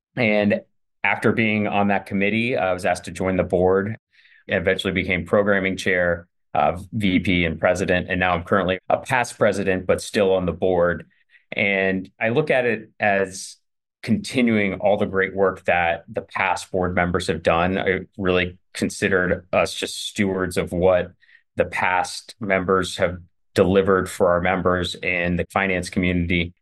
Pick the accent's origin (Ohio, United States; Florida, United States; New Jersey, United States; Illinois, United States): Ohio, United States; Youngstown; moved away as an adult; now in Cleveland, United States; I'm originally from Youngstown